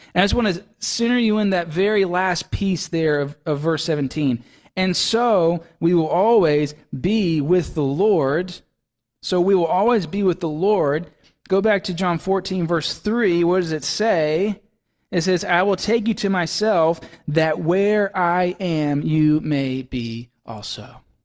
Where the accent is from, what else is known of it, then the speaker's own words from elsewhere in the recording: Laurel, Mississippi, United States; now in Maine, United States; whenever I go to visit my folks in Mississippi, that's where I'm from